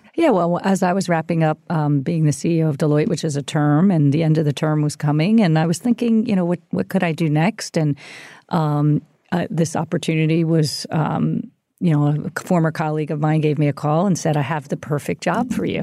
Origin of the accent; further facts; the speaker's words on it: Philadelphia, Pennsylvania, United States; we grew up in the Philadelphia area